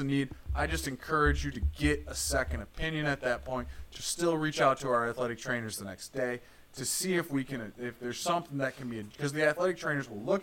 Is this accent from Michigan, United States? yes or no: yes; Northern Michigan, United States; Growing up in Northern Michigan